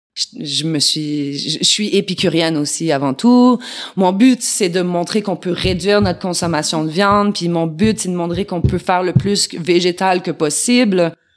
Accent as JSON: {"language": "French", "region": "Quebec", "country": "Canada", "moved": "as an adult", "lives_now": "France", "said": "chez nous au Québec"}